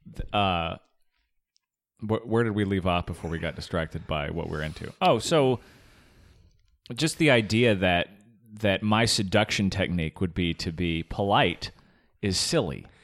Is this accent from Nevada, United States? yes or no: no; Arizona, United States; I grew up in Arizona